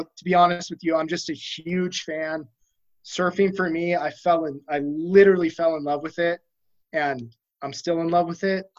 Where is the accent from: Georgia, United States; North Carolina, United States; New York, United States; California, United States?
California, United States; Aliso Viejo; I grew up right up the canyon from you in Aliso Viejo